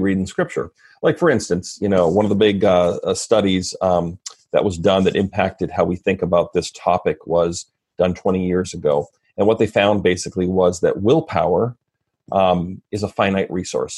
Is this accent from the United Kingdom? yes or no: no; Red Deer, Alberta, Canada; moved away as an adult; also born or lived in Fort McMurray, Alberta; now in Vancouver, Washington, United States; I'm Canadian. So I grew up in first Fort McMurray, which is northern Alberta, and then central Alberta in a town called Red Deer